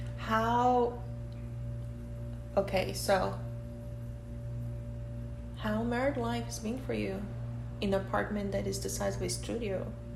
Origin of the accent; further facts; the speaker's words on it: Brazil; now in United States; I'm from Brazil.